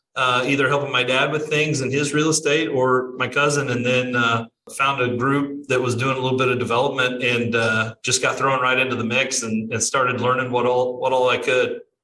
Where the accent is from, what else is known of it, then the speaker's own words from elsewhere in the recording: Southern Illinois, United States; now in Florida, United States; I'm originally from Southern Illinois, but live here in uh, Florida